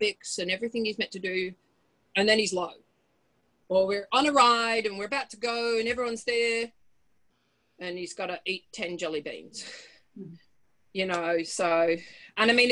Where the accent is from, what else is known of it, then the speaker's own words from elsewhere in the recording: Australia; now in Whistler, Canada; we're both Australian, but I live here and I've got two sons here